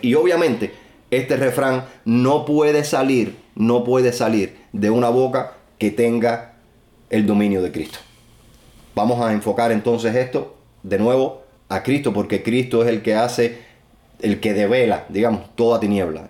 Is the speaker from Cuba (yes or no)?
yes; Cuba